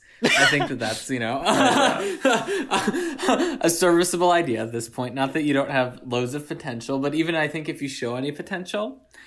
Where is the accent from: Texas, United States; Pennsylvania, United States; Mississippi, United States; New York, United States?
Pennsylvania, United States; Souderton; Native of Satterton, Pennsylvania.